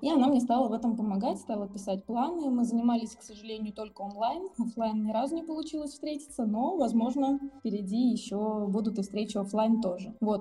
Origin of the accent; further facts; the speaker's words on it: Siberia, Russia; now in Moscow, Russia; Мы оба сибиряки э, и живем в Москве